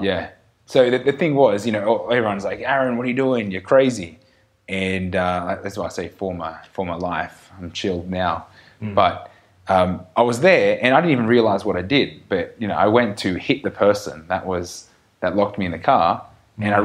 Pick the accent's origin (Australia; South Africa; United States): Australia; we're still Australian